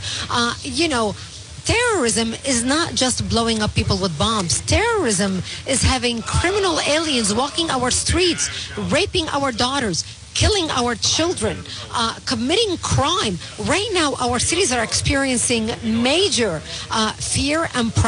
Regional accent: Lebanon; first language Arabic; English is a second language; also born or lived in Israel; now in United States; I was born and raised in Lebanon, so my mother tongue is Arabic.

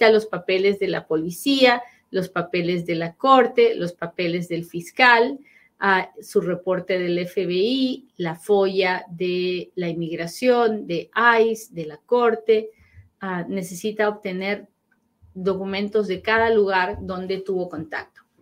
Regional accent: Nicaragua; now in United States; ya yo estoy en los Estados Unidos desde el 88, soy de Nicaragua, pero ah, soy de Nicaragua

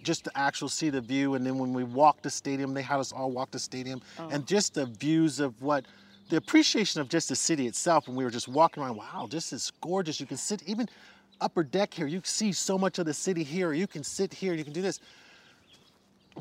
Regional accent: San Carlos, California, United States; I grew up in the Bay Area

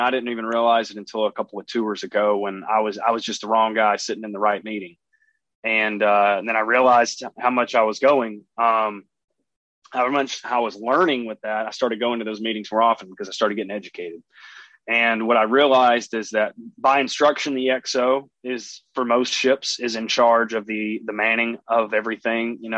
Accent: East Coast, United States; moved away; I'm from the East Coast.

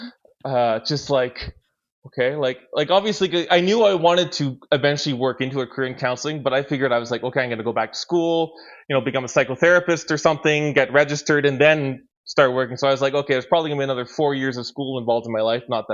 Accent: Ottawa Valley, Quebec, Canada; the sort of area where I grew up, which is a very rural community in kind of like Ottawa Valley, Quebec

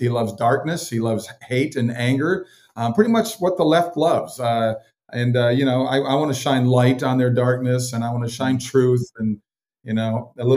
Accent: Minnesota, United States; I grew up in Minnesota, so I grew up in that ultra cold, cold weather

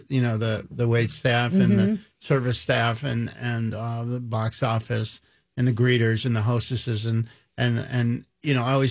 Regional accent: Philadelphia, Pennsylvania, United States; I grew up in Philadelphia and in the inner city, West Philadelphia

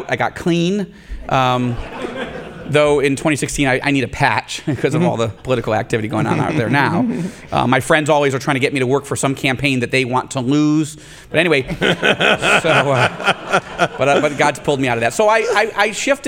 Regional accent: Rochester, New York, United States; my hometown of Rochester, New York, where I grew up

